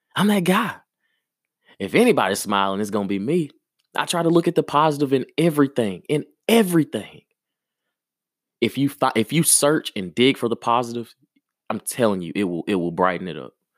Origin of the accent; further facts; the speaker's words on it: Maplesville, Alabama, United States; moved away; also born or lived in Birmingham, Alabama; I'm from Maplesville, Alabama. Yes. That's exactly where I'm from. That's what made me